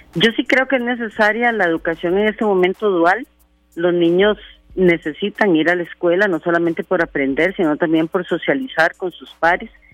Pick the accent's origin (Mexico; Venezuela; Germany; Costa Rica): Costa Rica; nosotros como costarricenses